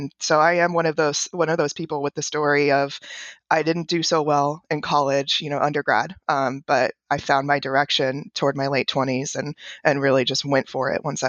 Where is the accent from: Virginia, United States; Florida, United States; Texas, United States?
Florida, United States; when I was growing up in Central Florida, very rural Central Florida.